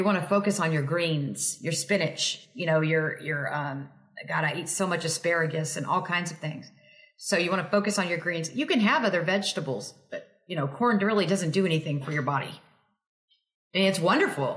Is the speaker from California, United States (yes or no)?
no; Texas, United States; I'm from Texas